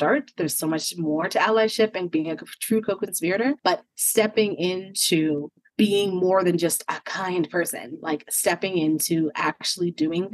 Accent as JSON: {"language": "English", "country": "United States", "tie": "born or raised there", "also_born_or_lived": "South Africa", "said": "growing up in the States"}